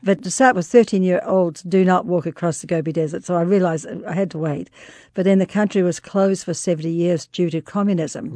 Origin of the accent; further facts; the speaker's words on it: New Zealand; moved away; I was born and raised in New Zealand